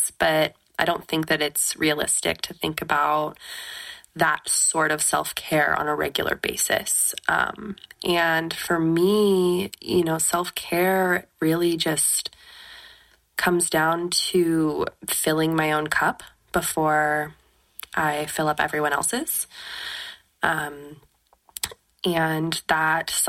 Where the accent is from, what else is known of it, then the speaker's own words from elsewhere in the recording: West Coast, United States; now in Oregon, United States; I'm from the West Coast